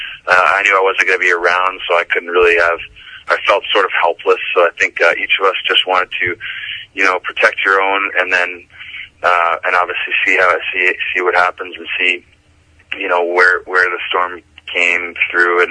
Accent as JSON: {"language": "English", "region": "New York", "country": "United States", "said": "I definitely look at myself as a New Yorker, and I lived there in the summer, that's 3 or 4 summers"}